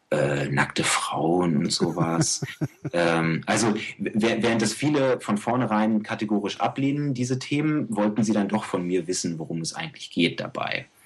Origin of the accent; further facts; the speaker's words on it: Germany; ja, ich bin Deutscher und ich möchte gerne Ägyptisch lernen